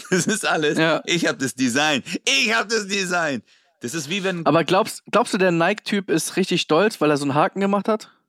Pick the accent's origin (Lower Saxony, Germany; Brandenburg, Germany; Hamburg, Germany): Hamburg, Germany; born there; dieses H-A-M-B-U-R-G, ich wurde 77 geboren im UKE.